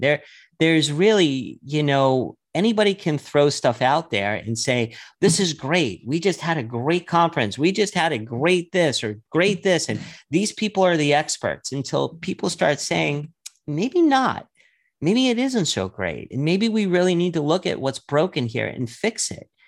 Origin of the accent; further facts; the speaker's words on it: New York, United States; I started growing up in New York